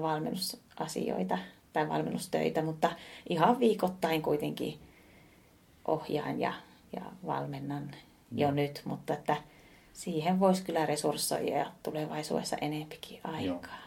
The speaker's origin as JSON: {"language": "Finnish", "town": "Oulu", "region": "North Ostrobothnia", "country": "Finland", "tie": "born or raised there", "said": "teen semmoisia hommia tuolla kotipuolessa Oulussa"}